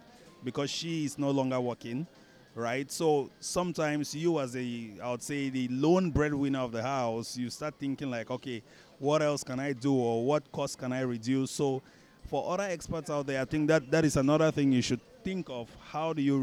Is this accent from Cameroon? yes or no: yes; Cameroon; moved away as an adult; also born or lived in Dubai / United States; now in Malaysia; We grew up back in Cameroon.